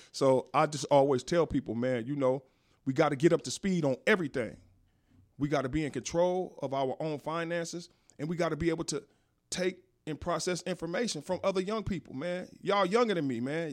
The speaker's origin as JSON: {"language": "English", "town": "Inglewood", "region": "California", "country": "United States", "tie": "born or raised there", "also_born_or_lived": "Las Vegas", "said": "I was born and raised in Inglewood."}